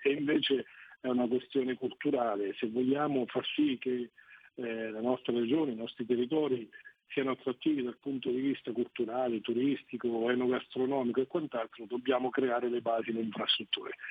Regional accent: Italy; nel mio paese, Semmi, noi siamo 12.700 abitanti

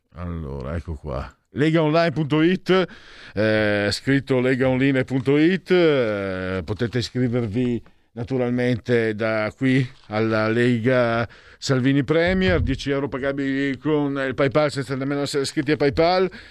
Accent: Friuli-Venezia Giulia, Italy; now in Milan, Italy; vengo dal Friuli, il mio friulano, il mio veneto sono, che sono due lingue anche diversissime tra loro

